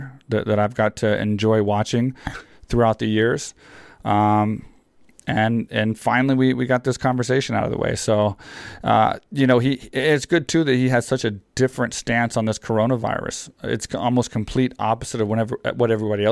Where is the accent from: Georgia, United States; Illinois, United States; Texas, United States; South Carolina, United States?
Texas, United States; I grew up in Texas where on your like 9th birthday, you get like a 22